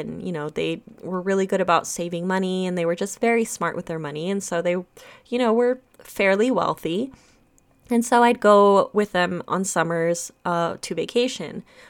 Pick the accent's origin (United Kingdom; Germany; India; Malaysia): Germany; I'm from Germany and my grandparents live in Germany. My mother's from Germany. I was born in Germany.